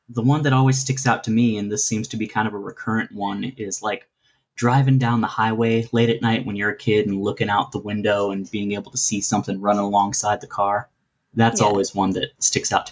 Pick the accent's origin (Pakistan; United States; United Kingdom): United States; Florida; moved away; also born or lived in Texas; I grew up in Florida too.